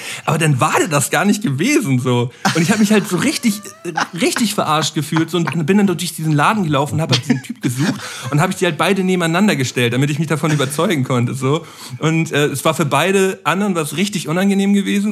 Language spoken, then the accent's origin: German; Flensburg, Schleswig-Holstein, Germany; moved away as an adult; now in Hamburg, Germany; ich bin geborener Flensburger